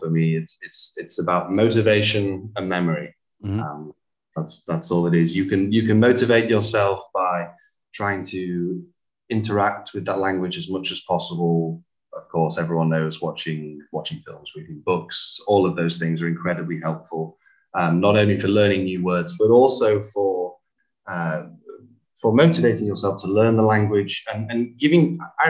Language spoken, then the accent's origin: English; England, United Kingdom; now in Hanoi, Vietnam; So you're German? And I'm like, oh no, I'm English.